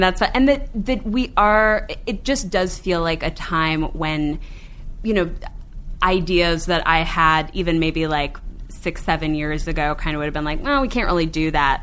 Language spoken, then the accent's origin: English; Cleveland, Ohio, United States; Cleveland, Ohio, my hometown